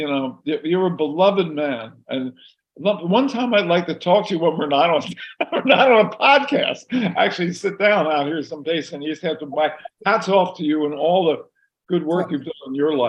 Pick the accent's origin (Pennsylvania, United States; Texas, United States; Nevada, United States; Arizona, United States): Pennsylvania, United States; Philadelphia; moved away as an adult; also born or lived in High Point; now in New York, United States; I grew up in Northeast Philadelphia, the city that's having some major problems these days with the horrible drugs and gun violence. I grew up in Philadelphia, went to Lincoln High School, huge, great school, then on to the University of Pennsylvania.